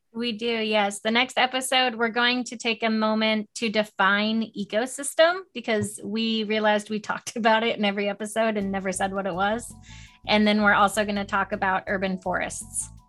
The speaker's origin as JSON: {"language": "English", "town": "West Palm Beach", "region": "Florida", "country": "United States", "moved": "yes", "said": "I'm from West Palm Beach"}